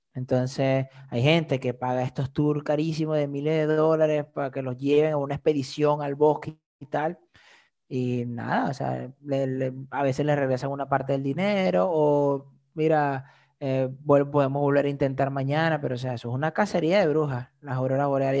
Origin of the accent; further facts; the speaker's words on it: Venezuela; now in Iceland; yo soy de Venezuela